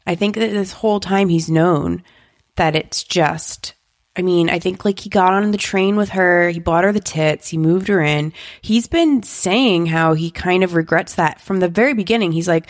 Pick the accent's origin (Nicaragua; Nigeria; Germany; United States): United States; East Coast; I grew up on the East Coast.